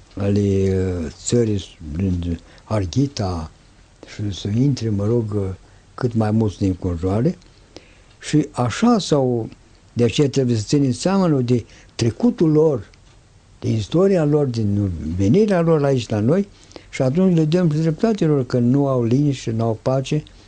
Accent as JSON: {"language": "Romanian", "country": "Romania"}